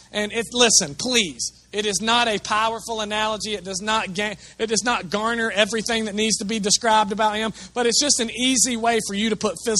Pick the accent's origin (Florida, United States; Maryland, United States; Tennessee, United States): Tennessee, United States; Chattanooga; it's because of the place we grew up in Chattanooga, most of you are oppressed by a demon called the spirit of religion.